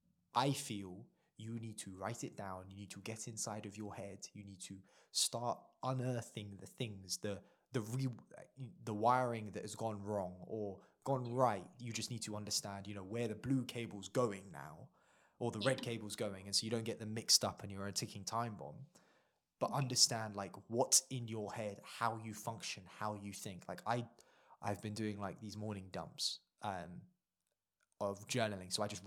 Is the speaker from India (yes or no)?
yes; India; India holds a special place in my heart. Not because I'm Indian. I forget that I am sometimes, yeah, despite the skin color.